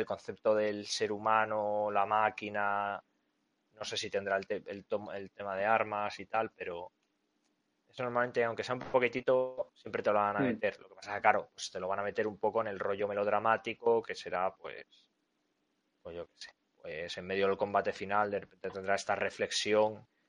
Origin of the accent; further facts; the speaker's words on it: Spain; Yo como soy español